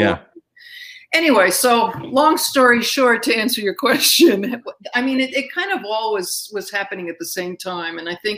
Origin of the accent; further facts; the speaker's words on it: Astoria, New York, United States; I did. Astoria, Queens. Yeah.